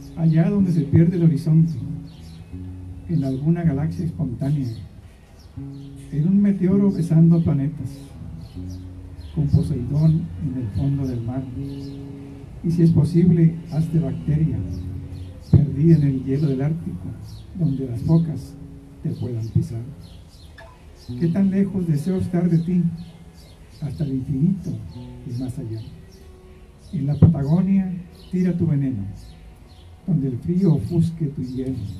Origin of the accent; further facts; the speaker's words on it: Mexico; nuestra comida mexicana